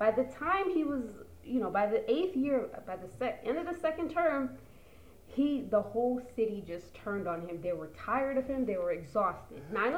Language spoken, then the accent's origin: English; New York City, New York, United States; I grew up in the Giuliani era of New York. I grew up in it. I was a kid.